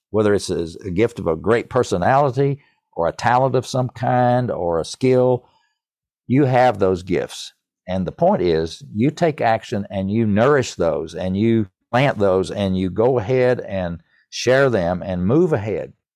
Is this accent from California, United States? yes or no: no; East Tennessee, United States; accent: East Tennessee; my East Tennessee accent